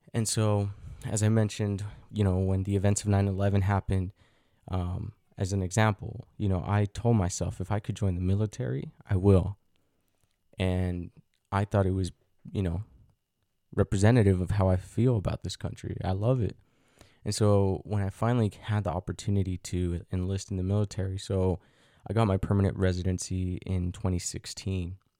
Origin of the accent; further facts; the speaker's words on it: Utah, United States; also born or lived in Mexico; growing up in Utah